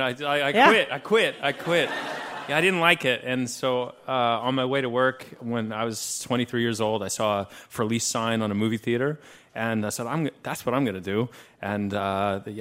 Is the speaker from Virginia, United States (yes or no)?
no; Austin, Texas, United States; I'm from Austin, Texas